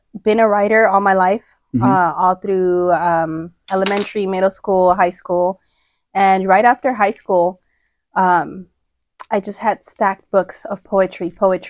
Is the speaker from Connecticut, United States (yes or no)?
no; Los Angeles, California, United States; I was born and raised in Los Angeles in the Crenshaw district.